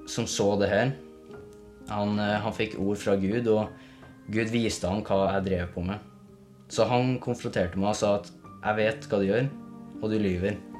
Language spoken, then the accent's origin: Norwegian; Levanger, Trøndelag, Norway; Jeg vokste opp i Levanger med en veldig voldelig far som sitter nå i fengsel.